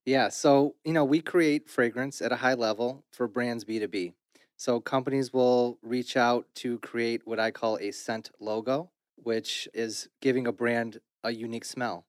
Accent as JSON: {"language": "English", "town": "Detroit", "region": "Michigan", "country": "United States", "tie": "born or raised there", "said": "I was born in Detroit, my business is Detroit, I live in Detroit"}